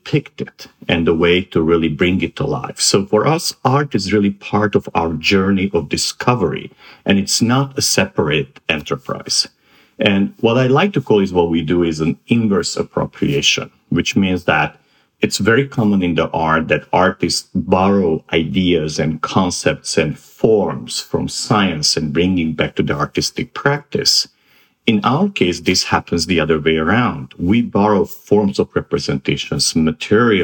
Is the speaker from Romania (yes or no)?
yes; Transylvania, Romania; moved away as an adult; also born or lived in Bucharest, Romania / Boston / New York; I grew up in Transylvania